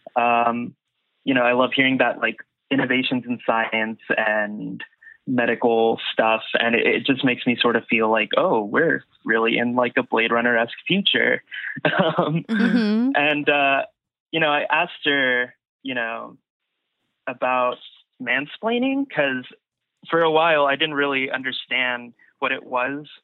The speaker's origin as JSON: {"language": "English", "country": "United States", "tie": "born or raised there", "also_born_or_lived": "Austin", "said": "when you're growing up here, especially as like Mexican American"}